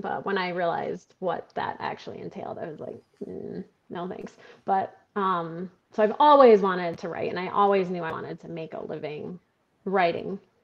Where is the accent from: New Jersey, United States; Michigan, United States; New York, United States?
Michigan, United States; Stockbridge; moved away as an adult; also born or lived in Grand Rapids, Michigan / Colorado; now in Lansing, United States; I was born in Stockbridge, Michigan